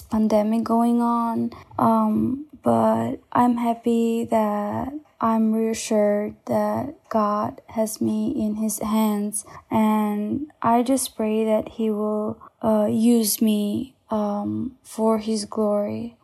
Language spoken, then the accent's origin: English; Albania; I am from Albania